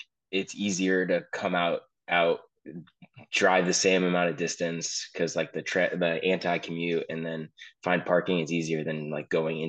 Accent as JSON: {"language": "English", "town": "Danbury", "region": "Connecticut", "country": "United States", "tie": "born or raised there", "also_born_or_lived": "Ridgefield, Connecticut", "said": "Born and raised in Connecticut."}